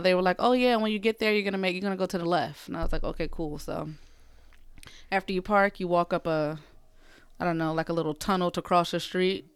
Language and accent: English; Philadelphia, Pennsylvania, United States; moved away; my hometown, Philly